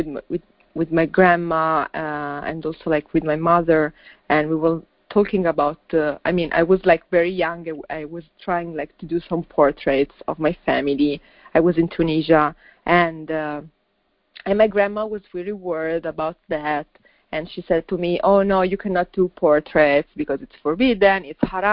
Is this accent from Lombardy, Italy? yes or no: yes; Milan, Lombardy, Italy; I was born and raised in Milan, but I mean, you know, my family is from another country